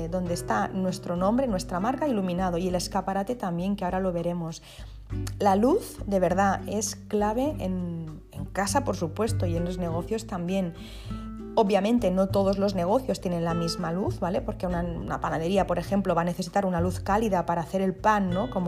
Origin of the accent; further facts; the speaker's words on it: Spain; first language ca; Spanish is a second language; lo mezclo con, con, mi idioma materno, que es el catalán